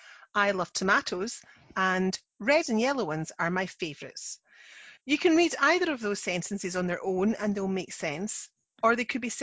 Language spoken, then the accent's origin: English; Scotland, United Kingdom; I'm the Scottish one.